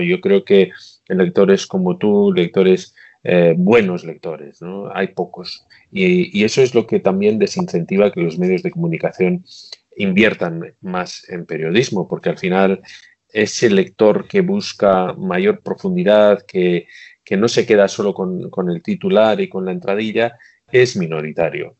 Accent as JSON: {"language": "Spanish", "town": "Bilbao", "region": "Basque Country", "country": "Spain", "also_born_or_lived": "Belfast", "moved": "as an adult", "lives_now": "Shanghai, China", "said": "Yo soy de Bilbao"}